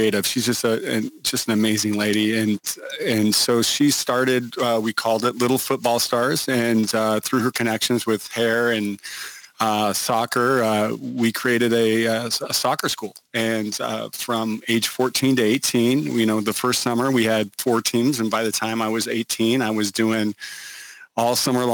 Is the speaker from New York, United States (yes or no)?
no; Yakima, Washington, United States; moved away as an adult; Yakima or Krakamaw or Yakka Vegas or the Palm Springs of Washington is what we call it, Central Washington, kind of just east of the Cascades, kind of in the agriculture area of Washington, and that's where I grew up